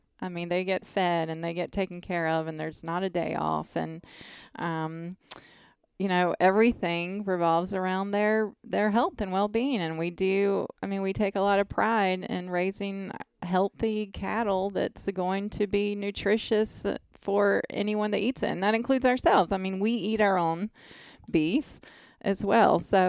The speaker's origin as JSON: {"language": "English", "region": "North Carolina", "country": "United States", "tie": "born or raised there", "said": "Yeah, I am."}